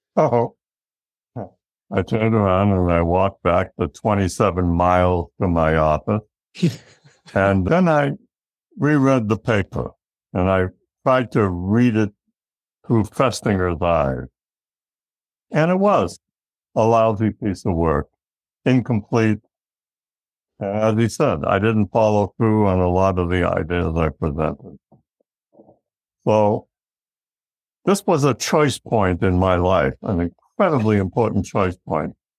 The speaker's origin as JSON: {"language": "English", "region": "Massachusetts", "country": "United States", "tie": "born or raised there", "said": "we lived in a, a blue collar town just a little bit northeast of Boston, Massachusetts"}